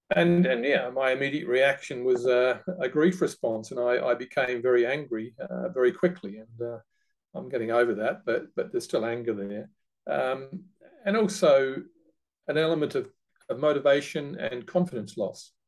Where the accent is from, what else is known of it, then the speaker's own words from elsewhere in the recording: Australia; moved away as an adult; now in United Kingdom; being an Australian by birth